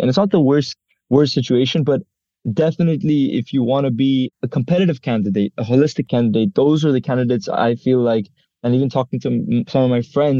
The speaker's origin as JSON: {"language": "English", "country": "India", "also_born_or_lived": "Israel", "second_language": "English", "lives_now": "United Arab Emirates", "said": "go to school in Dubai at the American School of Dubai. I'm actually an international student and I'm Indian. And before that, I used to even go to school in Israel."}